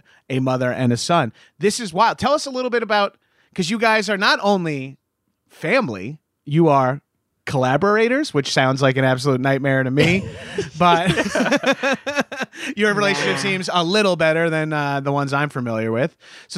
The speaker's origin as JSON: {"language": "English", "region": "New York", "country": "United States", "accent": "New York", "said": "my New York accent"}